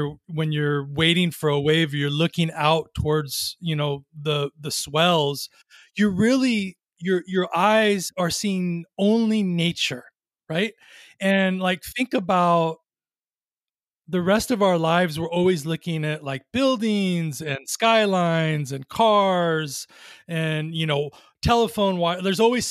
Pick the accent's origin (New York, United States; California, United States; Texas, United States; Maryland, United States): California, United States; Long Beach; now in Ojai, United States; I grew up in Long Beach, which is an interesting place because I didn't grow up on the water, but near the water